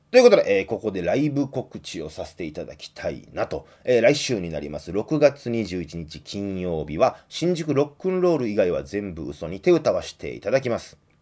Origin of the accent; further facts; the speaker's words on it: Kansai, Japan; 関西出身の人間には特に馴染みの深